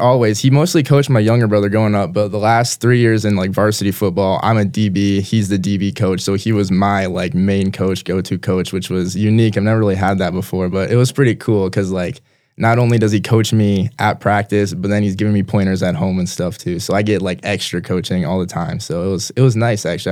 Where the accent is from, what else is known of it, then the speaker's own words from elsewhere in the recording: Brandon, South Dakota, United States; also born or lived in Minnesota; I was born in Minnesota, but we moved here when I was two year old, two years old, so I've been in Brandon my entire life